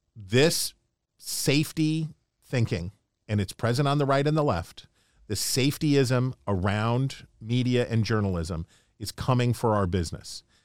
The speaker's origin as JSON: {"language": "English", "region": "Appalachia", "country": "United States", "moved": "yes", "lives_now": "Washington, D.C., United States", "said": "I can say this as an Appalachian American"}